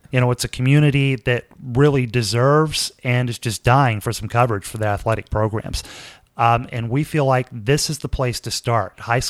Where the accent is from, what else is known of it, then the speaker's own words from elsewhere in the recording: Corsicana, Texas, United States; My first job in broadcasting was in 1985 on the 1000 watt AM radio station in my hometown, of course, Acana